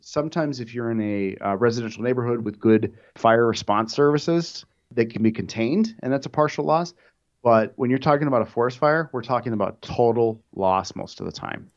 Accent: Minnesota, United States; moved away; back where I'm from, I'm from Minnesota

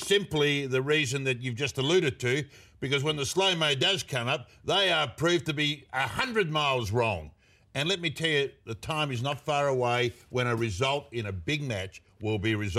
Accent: Australia; We're Australian.

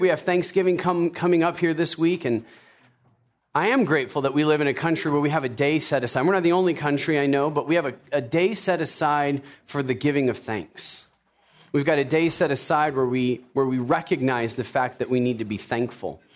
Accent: Tennessee, United States; I grew up in, I was born in Tennessee. Uh, my parents were from the South, so I was a yes, ma'am, yes, sir kind of guy

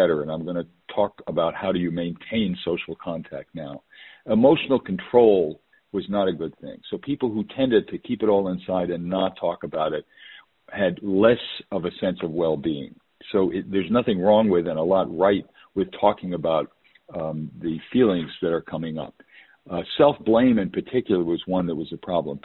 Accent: New York, United States; moved away; also born or lived in West Coast; I was born and raised in New York

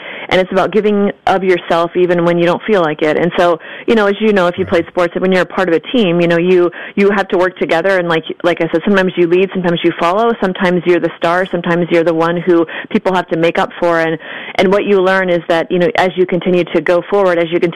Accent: just north of Portland, Oregon, Washington, United States; also born or lived in Texas; I was born in Texas, but I was raised in Washington State, just north of Portland, Oregon, and grew up Catholic

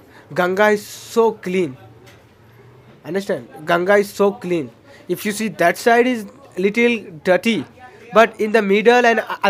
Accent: Varanasi, Uttar Pradesh, India; I'm from Varanasi, from old city.

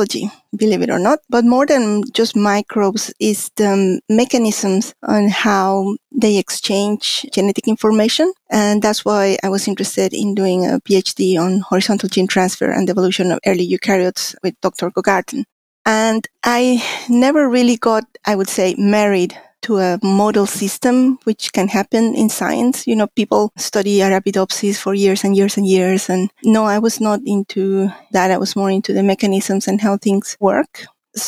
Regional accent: Mexico City, Mexico; moved away as an adult; also born or lived in Connecticut, United States; now in New Zealand; I'm a Mexican scientist. I was born in Mexico City, where I got my bachelor's in biology and later a master's in biochemistry.

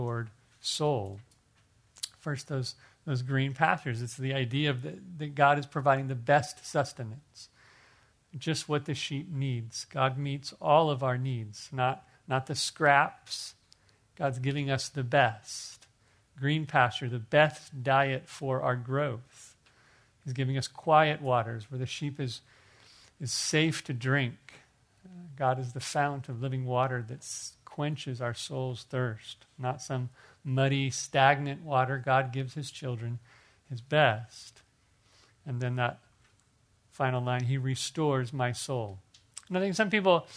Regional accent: Torrance, California, United States; I was born in Torrance, so I'm an LA boy too.

